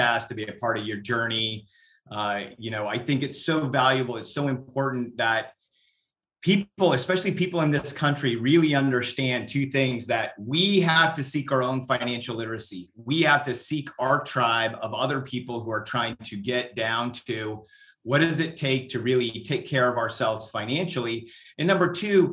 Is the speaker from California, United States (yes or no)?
yes; Northern California, United States; moved away as an adult; also born or lived in Europe / Central Texas; now in Texas, United States; I am, you know, born and raised in Northern California